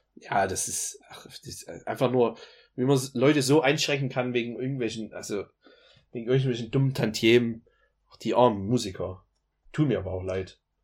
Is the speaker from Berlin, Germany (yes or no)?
no; Dresden, Saxony, Germany; moved away; sage ich meistens äh, aus Dresden, weil das sonst kein anderer Mensch kennt in der Welt, wo ich sonst her bin